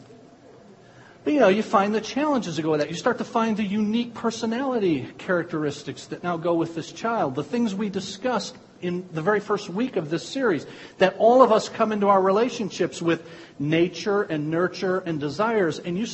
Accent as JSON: {"language": "English", "country": "United States", "tie": "born or raised there", "said": "I was born in America."}